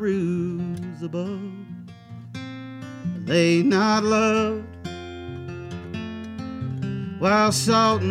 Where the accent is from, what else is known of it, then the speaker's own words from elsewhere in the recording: Bloomington, Indiana, United States; my hometown radio station